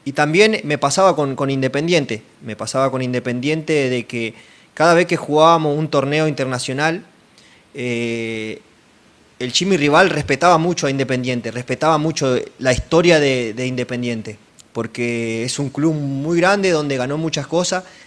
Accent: Argentina; moved away as an adult; now in Brazil; a mí como argentino

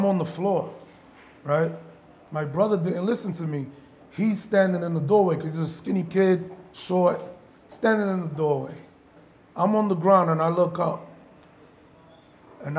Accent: New York City, New York, United States; now in Baltimore, United States; from the Bronx, born and raised, came out here

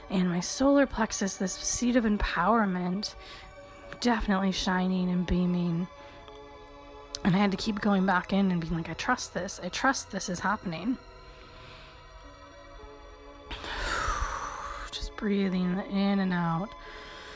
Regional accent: Michigan, United States; this very Eastern European girl growing up in Michigan

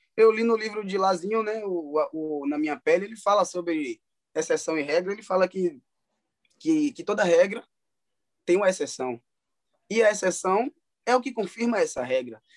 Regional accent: Salvador, Bahia, Brazil; eu sou natural de Salvador, né? Sou soteropolitano, baiano da gema.

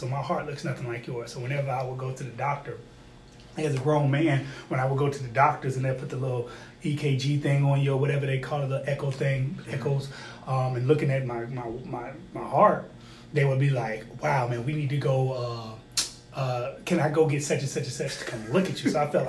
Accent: Neu-Ulm, Bavaria, Germany; born there; So I was born in New Ulm, Germany, as a military brat.

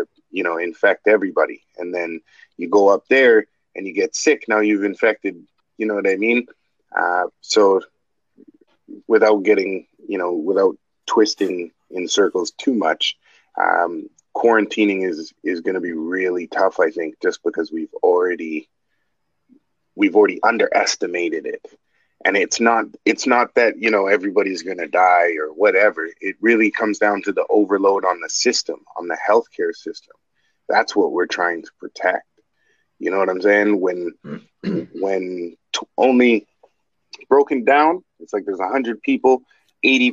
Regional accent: Canada; We're Canadian

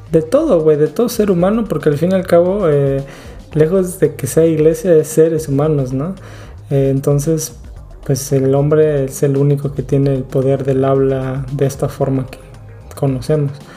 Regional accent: Acapulco, Guerrero, Mexico; moved away; Nosotros que estamos, que venimos de Acapulco

